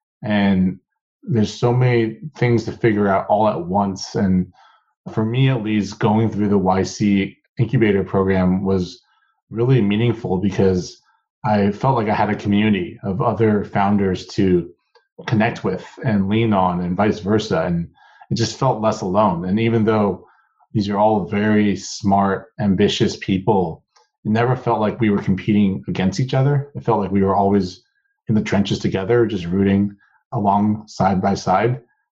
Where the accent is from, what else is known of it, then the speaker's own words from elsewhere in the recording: Seattle, Washington, United States; also born or lived in Taiwan; So I was actually a first generation immigrant. I was born in Taiwan and moved to Seattle with my family in 1997.